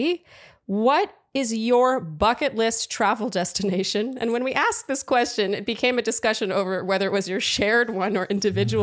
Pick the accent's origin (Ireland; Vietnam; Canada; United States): Canada; I'm Canadian